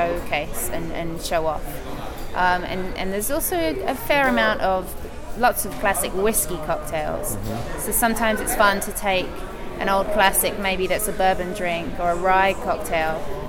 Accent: England, United Kingdom; as an English person

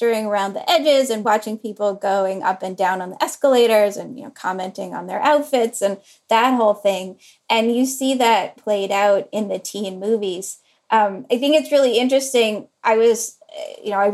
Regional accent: Durham, North Carolina, United States; Durham, North Carolina, which is where I grew up

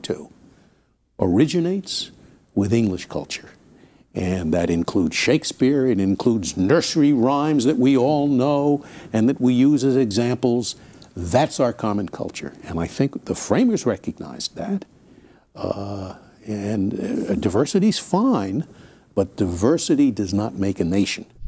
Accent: United States; I'm as American as anybody

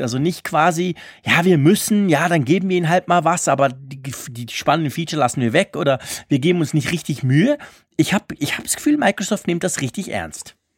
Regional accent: Switzerland; accent: Swiss German; meinem komischen Schweizer Dialekt

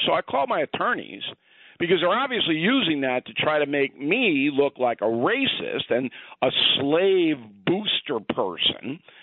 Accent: Westbury, New York, United States; I was raised in Westbury, part of Levittown

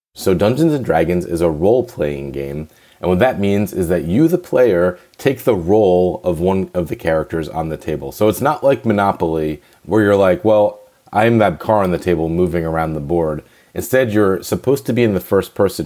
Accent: New Jersey, United States; moved away; I'm East Coast and I was born in New Jersey.

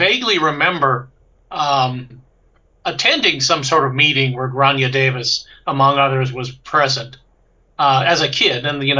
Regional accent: Paris, Île-de-France, France; born there; So I was born in Paris.

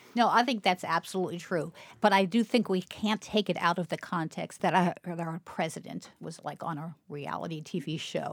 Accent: Baltimore, Maryland, United States; growing up in Baltimore

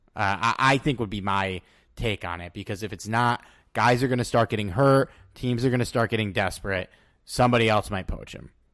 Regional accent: Connecticut, United States; now in New York City, United States; when I grew up in Connecticut

